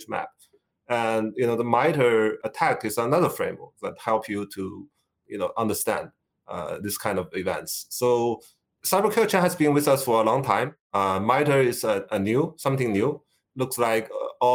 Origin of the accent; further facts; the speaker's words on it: China; moved away as an adult; Originally, I come from China. So I come here for grad study about 30 years ago.